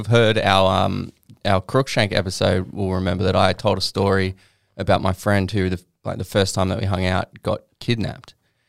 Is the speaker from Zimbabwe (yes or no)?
no; Queanbeyan, New South Wales, Australia; We are here talking my hometown.